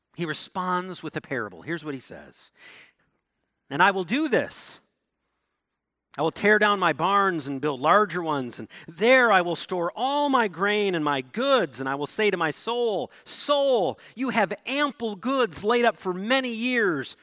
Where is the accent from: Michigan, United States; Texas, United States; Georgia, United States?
Michigan, United States; Ludington; my hometown of Ludington